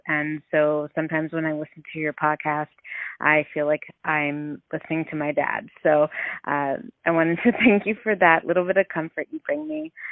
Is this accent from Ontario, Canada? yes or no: yes; Ontario, Canada; I'm from Ontario